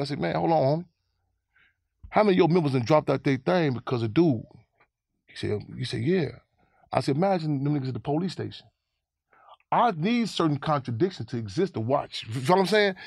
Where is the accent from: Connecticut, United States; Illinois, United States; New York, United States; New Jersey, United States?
Illinois, United States; Chicago; I grew up in Chicago